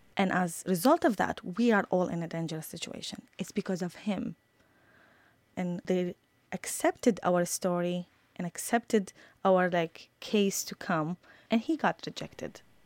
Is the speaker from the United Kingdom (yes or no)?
no; Iraq; moved away; I'm from Iraq